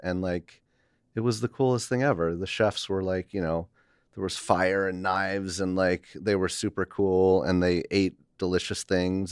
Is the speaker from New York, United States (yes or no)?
yes; Milton, New York, United States; upstate in the Hudson Valley.